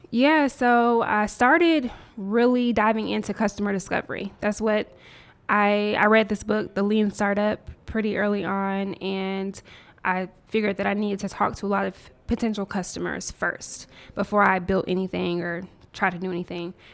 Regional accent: Nashville, Tennessee, United States; moved away as an adult; also born or lived in Mobile, Alabama / Washington, D.C. / Silicon Valley; now in Atlanta, United States; moved to Nashville, Tennessee, and grew up primarily in Nashville

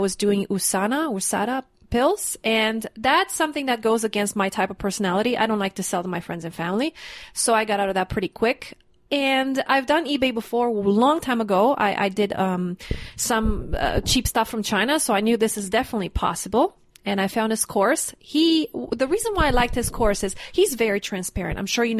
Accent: Canada; now in Mexico; I'm a Canadian citizen and I make money in US and I live in Mexico.

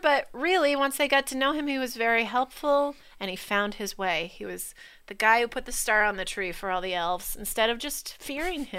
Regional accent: Digby, Nova Scotia, Canada; moved away; Scallop Capital of the World, Digby, my hometown.

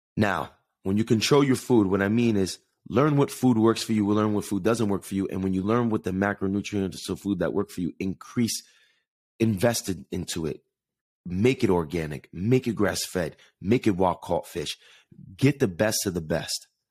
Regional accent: Jersey City, New Jersey, United States; I was born in Jersey City, New Jersey with the view of New York City

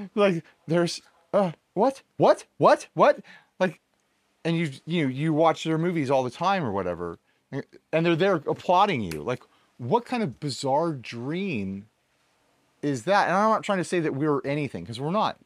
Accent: United States; Perfecto and I are technically the only Americans

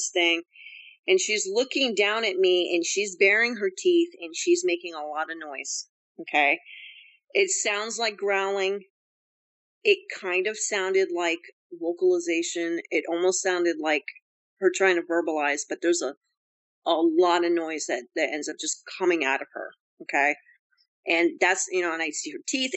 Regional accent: Bennington, Vermont, United States; moved away; my hometown's Bennington, Vermont

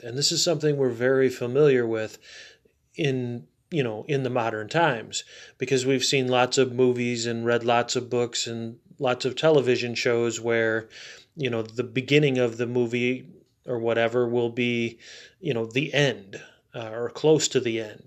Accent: United States; as an American, as someone who has more firsthand knowledge of American culture

